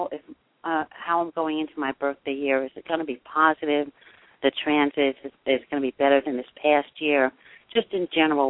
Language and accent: English; Aigio, West Greece, Greece; I was born in Aegean, Greece